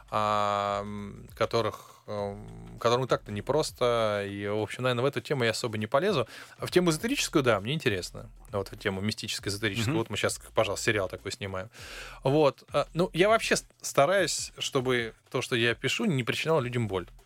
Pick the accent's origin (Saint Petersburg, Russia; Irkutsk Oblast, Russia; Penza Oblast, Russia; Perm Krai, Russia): Saint Petersburg, Russia; born there; я тоже родился